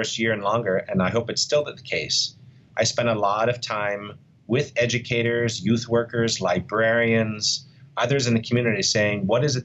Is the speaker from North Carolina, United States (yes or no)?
no; Pittsburgh, Pennsylvania, United States; moved away as an adult; my hometown of Pittsburgh